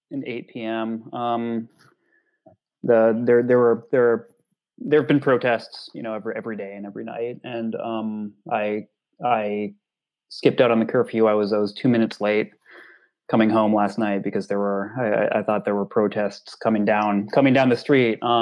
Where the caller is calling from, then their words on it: Portland, Oregon, United States; Well, I'm I'm I'm calling from Portland, Oregon.